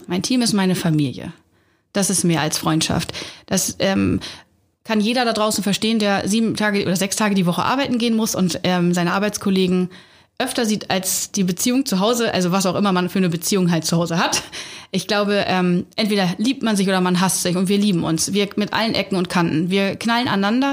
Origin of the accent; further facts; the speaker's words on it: Hamburg, Germany; Hamburgerin, ich bin in Hamburg groß geworden, also in der Stadt